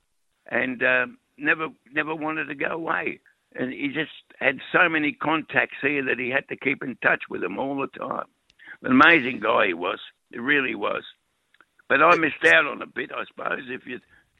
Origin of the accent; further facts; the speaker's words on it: Melbourne, Victoria, Australia; I was born, bred, educated, married. I married the girl that lived opposite me in Richmond, in Lennox Street, Richmond.